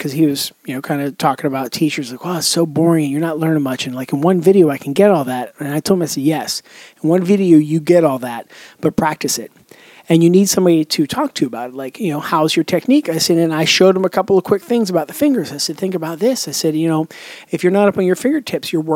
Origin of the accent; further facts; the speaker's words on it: Pittsburgh, Pennsylvania, United States; moved away as an adult; now in Charleston, United States; I moved a couple years back from the Pittsburgh area to the Charleston, South Carolina area